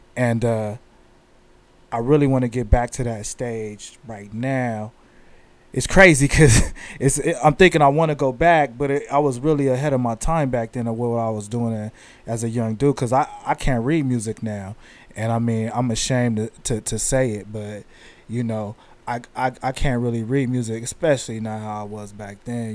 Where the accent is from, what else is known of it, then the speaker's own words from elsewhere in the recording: San Diego, California, United States; I'm from San Diego, California, East East San Diego, uh, Southeast San Diego, Spring Valley